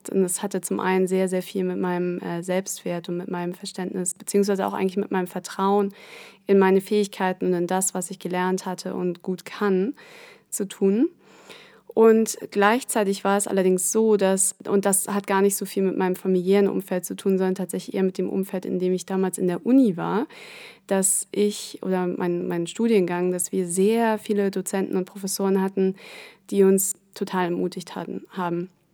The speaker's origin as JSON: {"language": "German", "country": "Germany", "tie": "born or raised there", "said": "Ich, ähm, bin in Deutschland aufgewachsen, in der Nähe von Hamburg"}